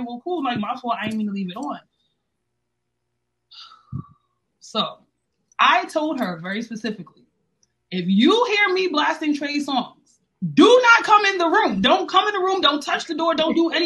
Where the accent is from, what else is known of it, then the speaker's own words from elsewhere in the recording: New York City, New York, United States; I'm from the Bronx, New York